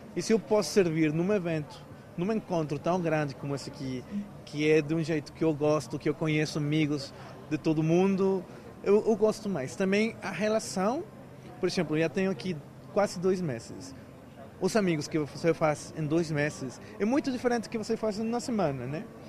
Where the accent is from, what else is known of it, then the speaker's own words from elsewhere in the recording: Mexico; Portuguese is a second language; moved away as an adult; also born or lived in Brazil; now in Portugal; Quando estava lá no México ainda